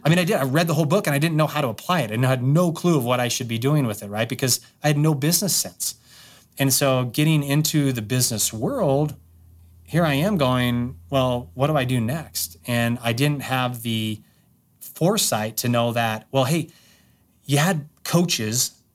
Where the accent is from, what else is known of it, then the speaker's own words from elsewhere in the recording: Wyoming, United States; I grew up in Wyoming